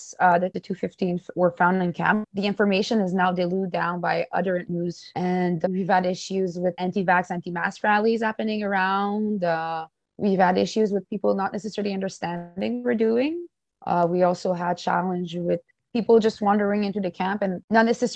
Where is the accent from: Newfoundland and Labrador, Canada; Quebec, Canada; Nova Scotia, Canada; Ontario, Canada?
Quebec, Canada; James Bay Cree Nation; now in Winnipeg, Canada; I'm also originated from the James Bay Cree Nation